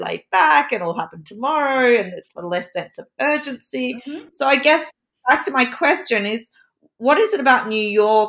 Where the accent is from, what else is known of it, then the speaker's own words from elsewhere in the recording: Australia; I'm Australian